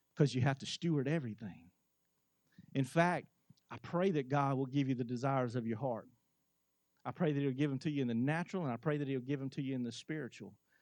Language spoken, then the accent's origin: English; United States; as an American